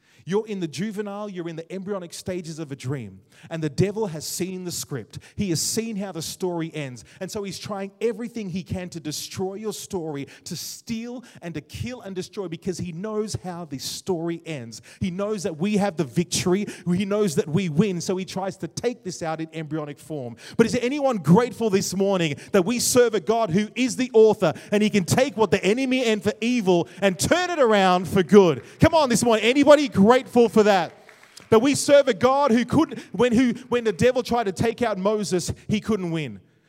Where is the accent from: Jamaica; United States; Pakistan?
Jamaica; Growing up in Jamaica, it was fun as well